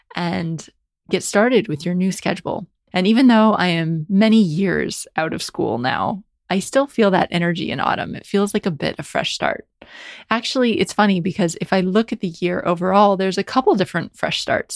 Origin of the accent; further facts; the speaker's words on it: United States; grew up in America